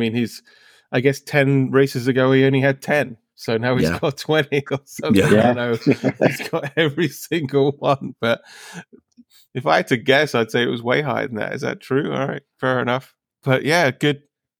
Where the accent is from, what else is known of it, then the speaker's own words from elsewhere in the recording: United Kingdom; like, as a British person, like, you know, I bleed red, white, and blue, you know, in the Union Jack formation.